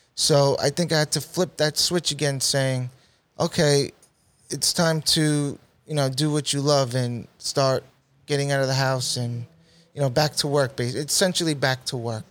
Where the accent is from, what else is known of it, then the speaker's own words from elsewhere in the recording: New York City, New York, United States; I went to middle school in Saint Margaret's, Middle Village, Queens, New York